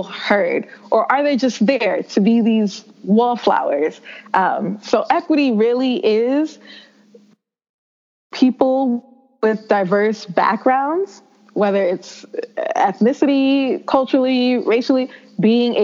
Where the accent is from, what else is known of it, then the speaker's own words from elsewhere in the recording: New York City, New York, United States; I grew up in the South Bronx, in one of the poorer districts in the Bronx.